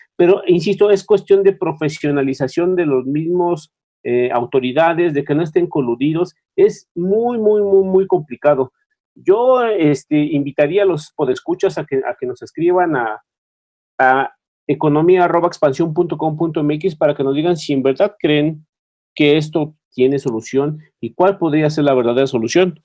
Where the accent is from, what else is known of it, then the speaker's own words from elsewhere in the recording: Mexico; como mexicanos